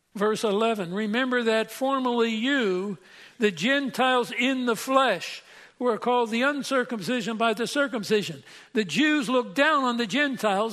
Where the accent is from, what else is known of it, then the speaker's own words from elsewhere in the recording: Pennsylvania, United States; I'm from Pennsylvania